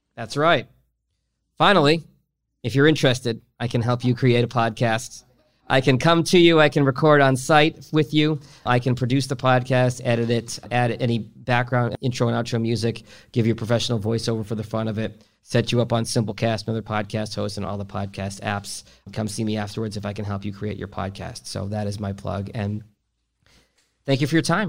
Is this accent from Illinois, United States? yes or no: no; Boston, Massachusetts, United States; now in Detroit, United States; I grew up in Boston